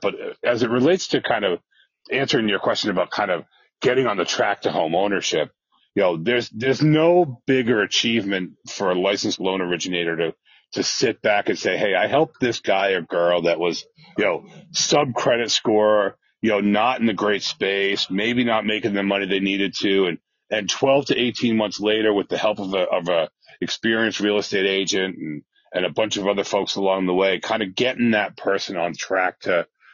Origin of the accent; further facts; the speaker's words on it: New Hampshire, United States; moved away as an adult; now in Massachusetts, United States; So New Hampshire, which is where I'm from. I happen to live in Massachusetts right now, but we'll leave that alone. I'm not really a Massachusetts guy, but I was, you know, born and bred in New Hampshire for the most part